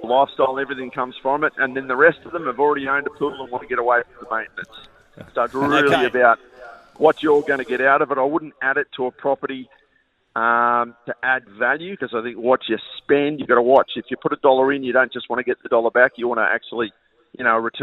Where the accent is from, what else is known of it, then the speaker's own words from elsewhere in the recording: Wollongong, New South Wales, Australia; I grew up in Kirriville myself